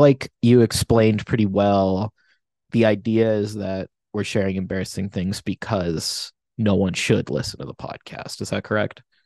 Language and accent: English; United States; I'm American